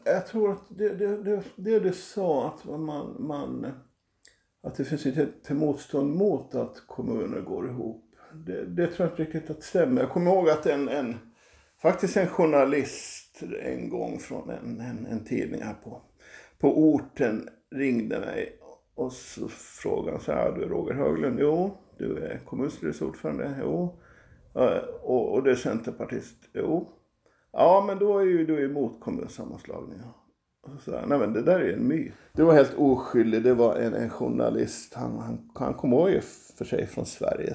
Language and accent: Swedish; Finström, Åland Islands; Jag kommer från Finspång från början, jag kommer från Grälsby.